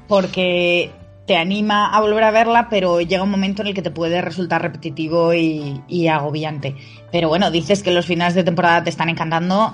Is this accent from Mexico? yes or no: no; Spain; como españoles